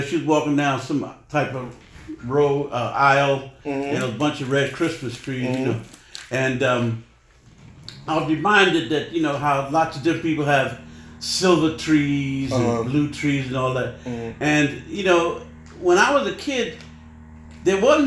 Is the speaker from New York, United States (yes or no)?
yes; New York City, New York, United States; we were raised in East Harlem in the Barrio